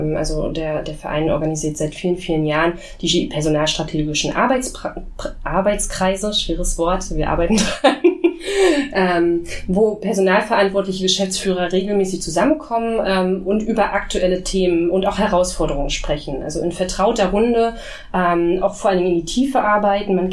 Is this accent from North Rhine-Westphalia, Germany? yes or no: no; Potsdam, Brandenburg, Germany; Nee, leider nicht. Im Herzen schon immer. Ich bin Potsdamerin